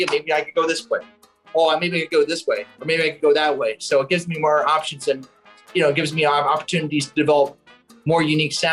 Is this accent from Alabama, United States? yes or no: no; New York, United States; I'm from New York, man.